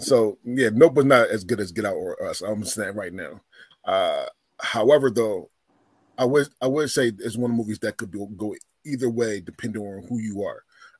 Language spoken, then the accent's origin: English; Philadelphia, Pennsylvania, United States; moved away as an adult; now in Oregon, United States; I'm born and raised in Philadelphia, so I want to make sure that everybody knows right now. And I only lived in Philly. I mean, I only lived in Oregon for 5 years, so it was my fifth year in Oregon.